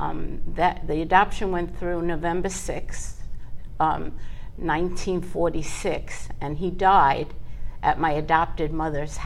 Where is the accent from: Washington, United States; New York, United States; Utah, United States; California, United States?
New York, United States; New York City; also born or lived in Far Rockaway / Lawrence, New York; I grew up in Brooklyn in East New York